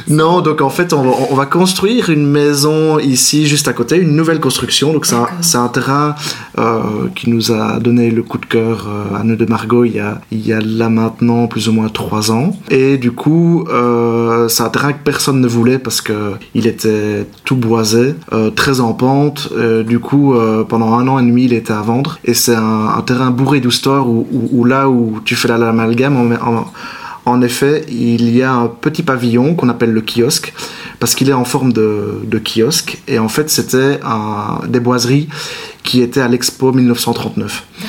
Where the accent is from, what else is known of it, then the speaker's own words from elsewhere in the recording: Libin, Wallonia, Belgium; also born or lived in Marche-en-Famenne / Liège; Liban, c'est mon village natal, en effet. Donc j'y ai habité jusqu'à l'âge de 13 ans de manière quotidienne.